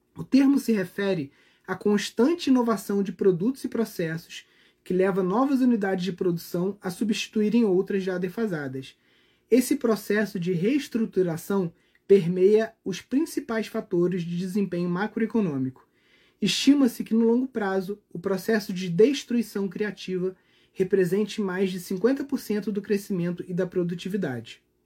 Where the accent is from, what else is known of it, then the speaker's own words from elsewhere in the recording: Brazil; como brasileiros